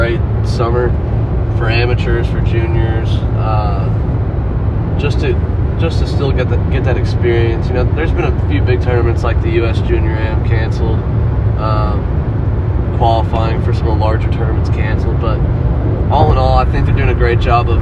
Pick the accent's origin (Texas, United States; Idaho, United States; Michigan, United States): Texas, United States; I was born there